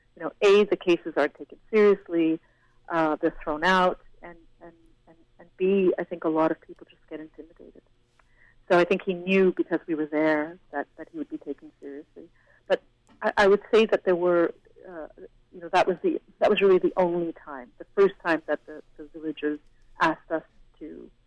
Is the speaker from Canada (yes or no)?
yes; Canada; I'm from a different country, I'm Canadian. Yes, I speak Hindi, but, you know, I'm from Canada.